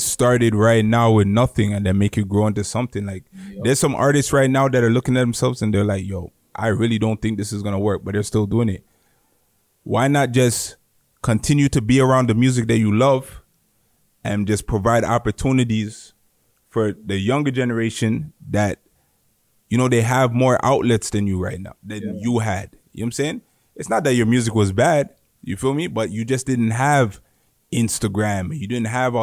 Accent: Mississauga, Ontario, Canada; I'm from Malton. We're in the middle of everything. We're in the middle of Brampton, Saga, Toronto

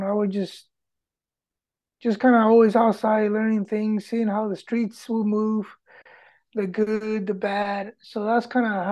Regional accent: Puerto Rico; English is a second language; moved away; also born or lived in Michigan / Pennsylvania; Grew up in Puerto Rico

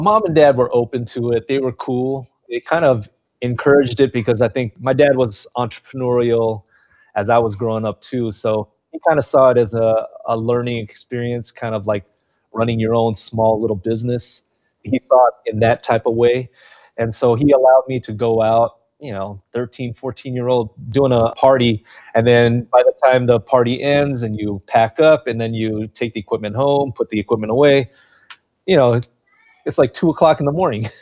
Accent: Carson, California, United States; also born or lived in Long Beach; Growing up in Carson, it's a multicultural city

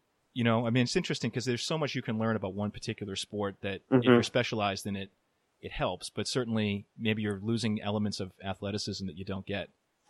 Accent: Arlington, Massachusetts, United States; he's from my hometown of Arlington.

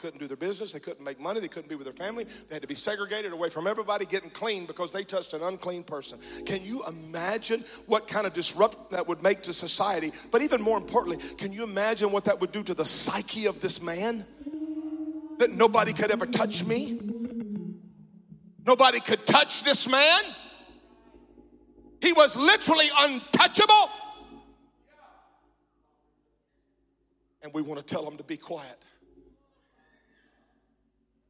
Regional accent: the South, United States; I'm from the South

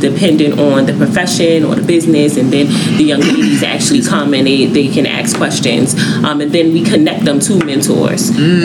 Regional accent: New York City, New York, United States; I'm from New York, the mm-hmm, Bronx

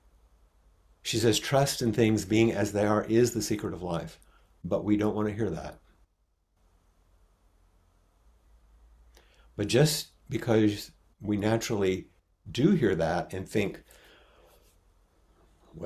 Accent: United States; accent: American

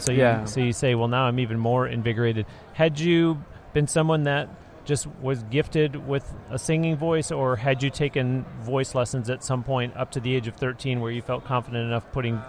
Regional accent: United States; also born or lived in Florida; yes, I am American. I was just joking. You know that I live in Florida.

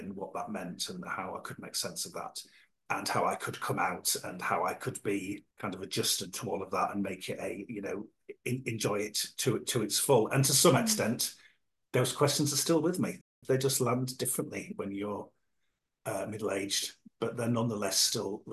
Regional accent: Yorkshire and the Humber, United Kingdom; moved away as an adult; also born or lived in London; now in South Coast, United Kingdom; I grew up in Yorkshire in a small northern seaside town in the 1980s

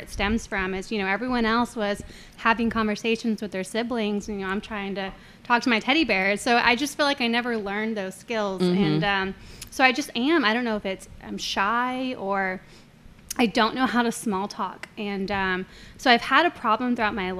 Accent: Corpus Christi, Texas, United States; I was born here. I grew up in Corpus, a mixture of Flower Bluff or the island, and I went to Flower Bluff kindergarten through high school

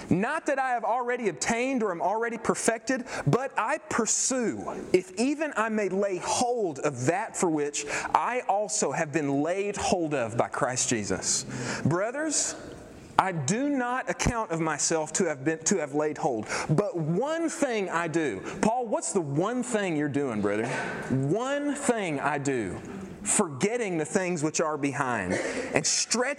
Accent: Irving, Texas, United States

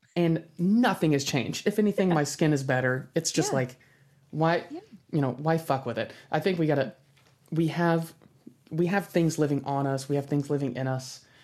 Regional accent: United States; I'm American

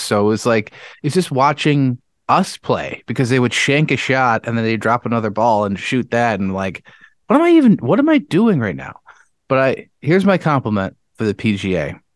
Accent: Webster, New York, United States; the house I grew up in Webster

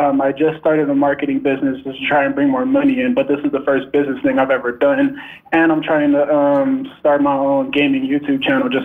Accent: Los Angeles, California, United States; from Los Angeles, California

